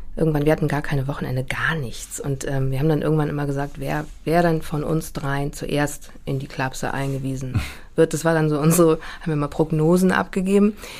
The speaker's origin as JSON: {"language": "German", "region": "Hamburg", "country": "Germany", "tie": "born or raised there", "also_born_or_lived": "Hanover", "said": "Also ich bin wirklich in dieser großen Brunnenstraße aufgewachsen und habe die auch erst mit 41 äh, verlassen"}